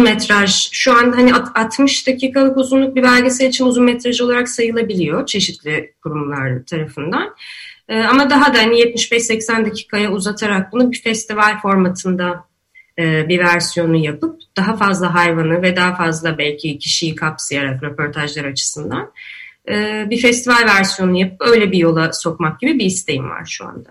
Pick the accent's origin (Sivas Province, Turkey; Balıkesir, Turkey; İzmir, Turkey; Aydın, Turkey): İzmir, Turkey; now in Istanbul, Turkey; ben İzmirliyim ve Ege'deyken